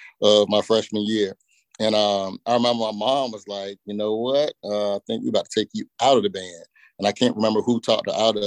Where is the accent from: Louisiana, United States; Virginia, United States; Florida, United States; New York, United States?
Virginia, United States; Portsmouth; I grew up in the 757 in Portsmouth, Virginia, right there on the coast